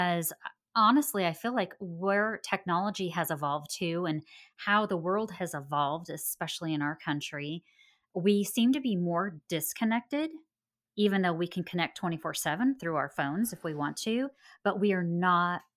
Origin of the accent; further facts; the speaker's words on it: Springfield, Oregon, United States; moved away as an adult; also born or lived in Southern California; now in Texas, United States; I'm actually originally from Springfield, Oregon